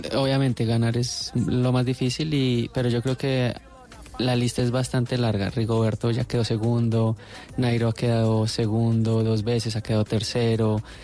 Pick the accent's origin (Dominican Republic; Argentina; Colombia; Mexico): Colombia; moved away as an adult; todos los ciclistas que estamos ahorita en el World Tour salimos de Colombia